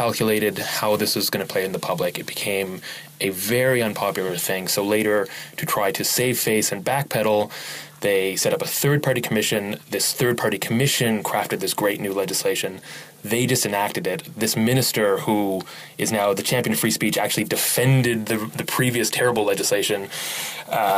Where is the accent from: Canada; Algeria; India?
Canada; Nova Scotia; I'm also from Nova Scotia